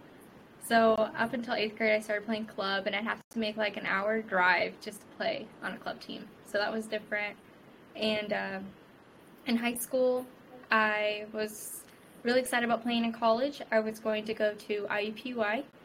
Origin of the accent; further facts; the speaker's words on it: Rensselaer, Indiana, United States; I'm from Rensselaer, Indiana, small town about an hour and a half between Indy and Chicago.